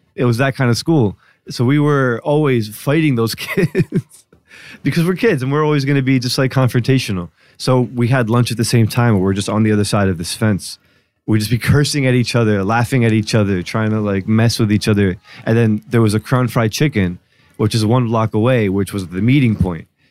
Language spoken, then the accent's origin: English; New Jersey, United States; born or raised there; moved away